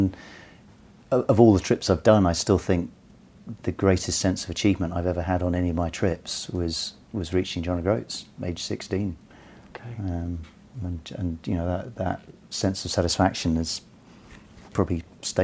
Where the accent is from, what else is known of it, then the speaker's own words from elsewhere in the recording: London, United Kingdom; I grew up in North London.